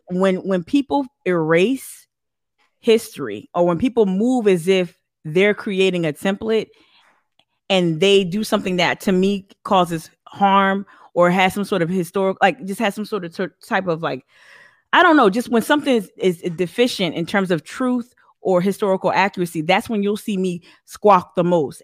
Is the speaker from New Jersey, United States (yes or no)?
yes; northern New Jersey, United States; accent: Northeast; now in Charleston, United States; my brother and I were born and raised in, in, uh, northern New Jersey